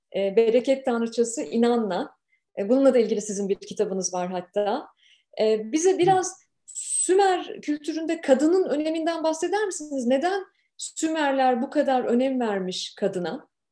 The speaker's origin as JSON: {"language": "Turkish", "country": "Turkey", "moved": "yes", "lives_now": "Canada", "said": "Bu yayını gurbetten yapıyorum. Memleketten 8500 kilometre uzaktan yapıyorum"}